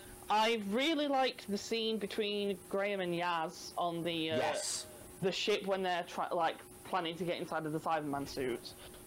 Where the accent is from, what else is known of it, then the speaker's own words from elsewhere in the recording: Yorkshire and the Humber, United Kingdom; coming from Yorkshire